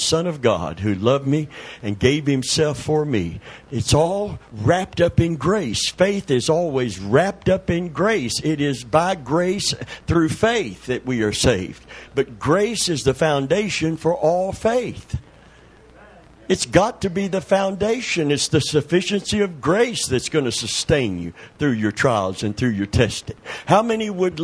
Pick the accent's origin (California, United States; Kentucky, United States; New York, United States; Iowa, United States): Kentucky, United States; Middlesboro; the town that I was born in Kentucky